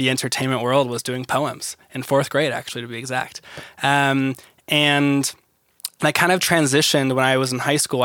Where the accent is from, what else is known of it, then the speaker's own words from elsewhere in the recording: Ventura County, California, United States; I grew up in California and Ventura County to be exact. So that's near LA area in Southern California